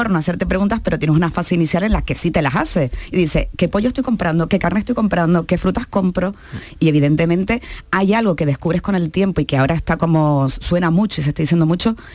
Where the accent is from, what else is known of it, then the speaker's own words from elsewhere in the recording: Canary Islands, Spain; como dirían en mi tierra, yo soy canaria